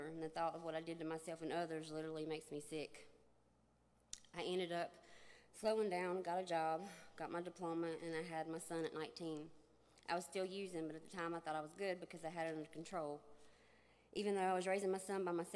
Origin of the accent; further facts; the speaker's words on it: Shelby, North Carolina, United States; I'm from Shelby, North Carolina